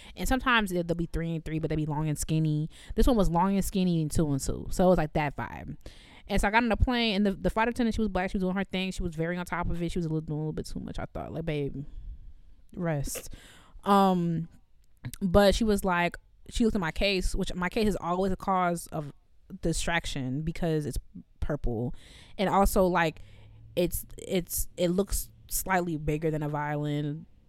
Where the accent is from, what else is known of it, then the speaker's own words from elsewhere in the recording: United States; I'm also American